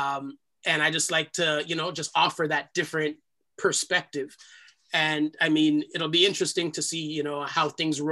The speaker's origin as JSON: {"language": "English", "town": "Toronto", "region": "Ontario", "country": "Canada", "tie": "born or raised there", "accent": "Jamaican", "said": "I was born here in Canada. I'm the first generation born outside of the islands. We grew up in a part of Toronto"}